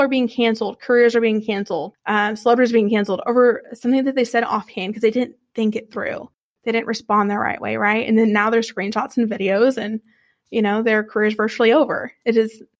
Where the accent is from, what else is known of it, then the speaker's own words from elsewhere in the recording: Texas, United States; I'm from Texas